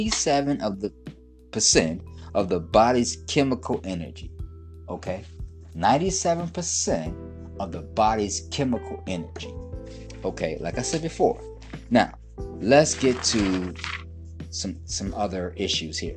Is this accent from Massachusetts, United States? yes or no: no; Detroit, Michigan, United States; moved away; also born or lived in Brooklyn, New York; I'm originally from Detroit City. Detroit made, Brooklyn made.